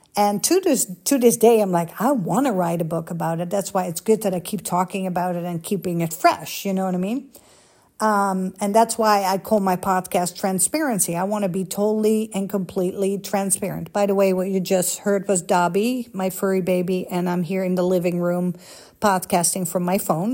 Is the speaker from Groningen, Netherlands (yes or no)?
no; Amsterdam, North Holland, Netherlands; moved away as an adult; also born or lived in Los Angeles, United States; now in United States; Holland, Amsterdam